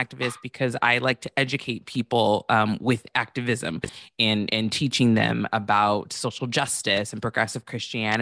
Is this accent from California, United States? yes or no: yes; Santa Barbara, California, United States; I grew up in Santa Barbara, which is predominantly a white city.